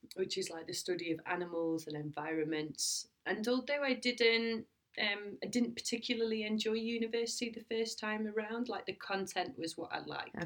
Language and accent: English; Lancashire, North West England, United Kingdom; I'm from Lancashire and we lived on an estuary and I used to walk by the river all the time